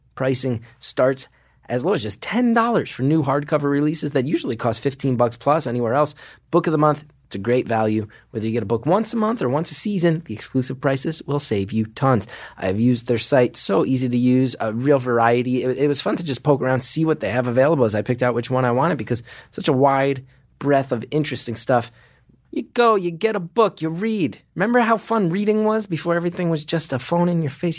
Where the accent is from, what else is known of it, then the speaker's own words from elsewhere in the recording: New York, United States; I'm a New Yorker